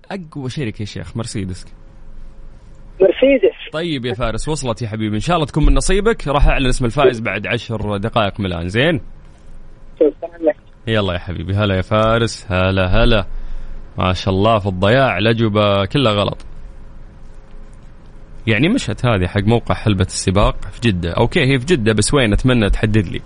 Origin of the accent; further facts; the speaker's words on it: Sharqia, Egypt; moved away as an adult; now in Jeddah, Saudi Arabia; انا من مصر من الشرقيه السعوديه قاعد في جده